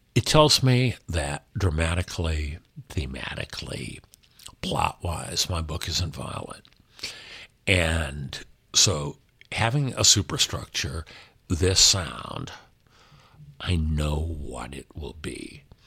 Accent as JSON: {"language": "English", "town": "Los Angeles", "region": "California", "country": "United States", "tie": "born or raised there", "said": "L A, my hometown, America, my country"}